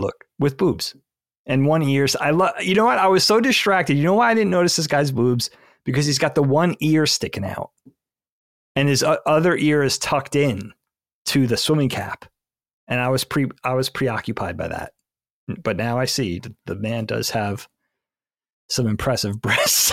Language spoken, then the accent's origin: English; Bellport, New York, United States; we grew up on Bellport, South Shore, middle of Long Island